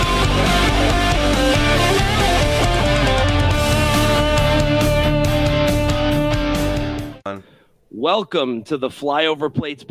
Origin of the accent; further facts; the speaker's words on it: Rochester, New York, United States; moved away; I was born and raised in Rochester, New York, and I'm proud of where I came from.